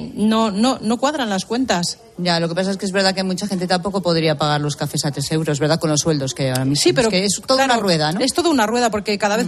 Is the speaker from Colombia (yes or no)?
no; Ferreras de Arriba, Castile and León, Spain; moved away; mi pueblo se llama Ferreras de Arriba, estoy súper orgullosa de ella